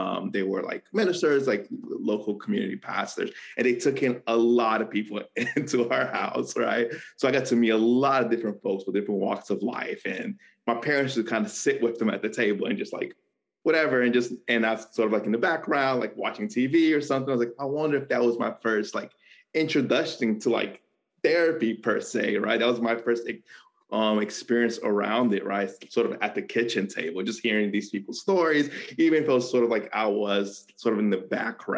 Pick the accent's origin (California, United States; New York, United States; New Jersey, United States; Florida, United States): Florida, United States; South; also born or lived in Rio de Janeiro, Brazil / Broward County, Florida / North Carolina; I moved to the U.S. Me and my 3 brothers and my parents immigrated to Miami, Florida, or South Florida in general. So that's where I spent most of my childhood.